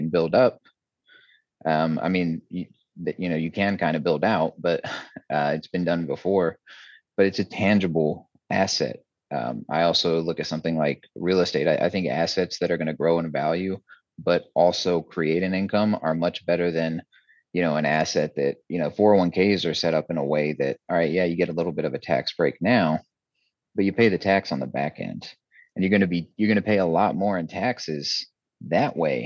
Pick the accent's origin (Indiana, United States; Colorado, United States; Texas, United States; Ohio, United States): Texas, United States; I was born and raised in Texas